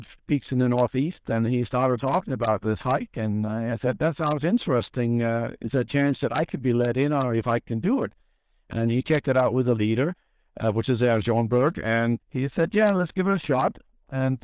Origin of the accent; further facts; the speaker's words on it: Denmark; now in Vermont, United States; I'm actually from Denmark originally, the original flatland